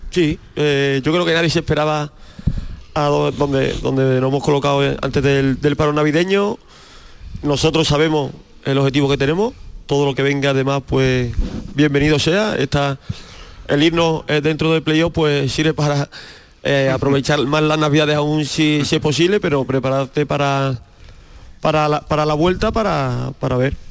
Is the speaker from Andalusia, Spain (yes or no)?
yes; Aracena, Andalusia, Spain; Yo soy de un pueblo de, de Arcena y al final hemos mamado el recreativo de Huelva